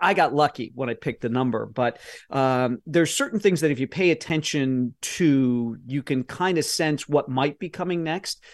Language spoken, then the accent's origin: English; Midwest, United States; I'm from the Midwest and my parents are both business people